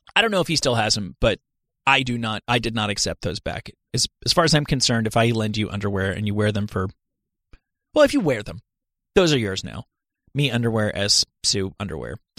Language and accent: English; New Jersey, United States; I'm from New Jersey